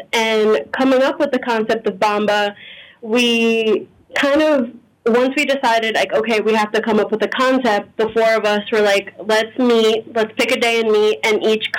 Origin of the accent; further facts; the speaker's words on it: New Orleans, Louisiana, United States; also born or lived in Maryland; I was born in Maryland, raised in the New Orleans area from the age of one. So I've pretty much lived here my whole life, grown up with the culture, but both of my parents are Honduran.